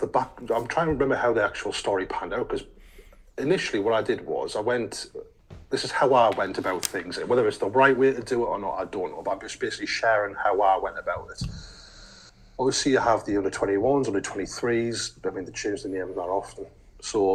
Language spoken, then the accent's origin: English; Sunderland, North East England, United Kingdom; we're both lads from Sunderland